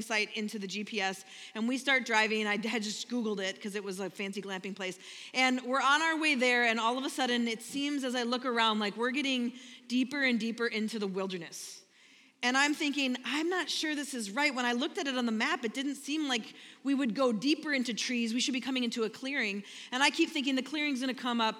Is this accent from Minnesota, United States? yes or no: yes; Minnesota, United States; I'm from Minnesota